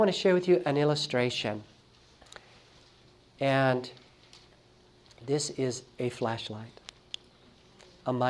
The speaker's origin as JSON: {"language": "English", "town": "Los Angeles", "region": "California", "country": "United States", "tie": "born or raised there", "said": "I grew up in Los Angeles"}